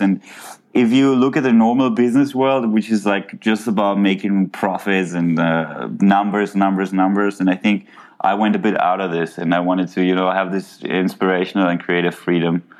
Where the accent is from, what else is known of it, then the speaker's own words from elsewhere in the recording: Cologne, North Rhine-Westphalia, Germany; i grew up in germany in cologne